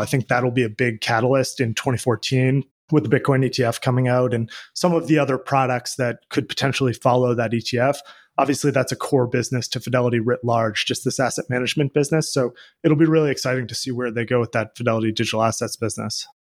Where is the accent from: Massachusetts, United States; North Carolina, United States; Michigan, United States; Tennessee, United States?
Massachusetts, United States; Boston; I grew up in Boston, where I live now